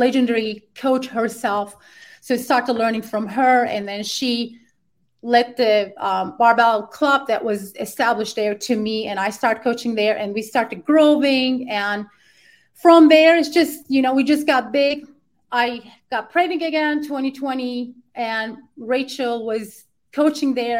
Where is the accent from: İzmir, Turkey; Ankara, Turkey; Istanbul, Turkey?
Ankara, Turkey; moved away as an adult; now in United States; I'm original from Ankara, Turkey